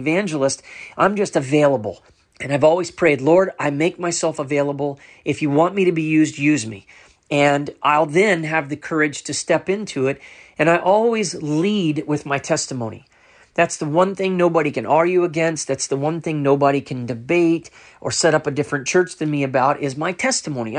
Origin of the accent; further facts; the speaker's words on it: Orlando, Florida, United States; moved away as an adult; I'm from Orlando, Florida, but I moved here about 3 years ago